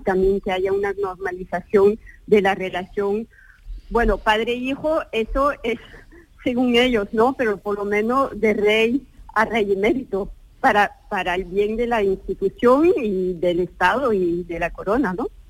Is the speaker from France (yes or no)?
yes; France; hablo como francesa, francesa